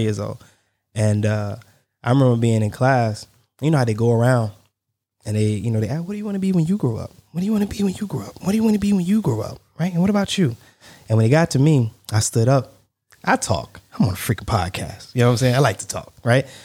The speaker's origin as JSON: {"language": "English", "country": "United States"}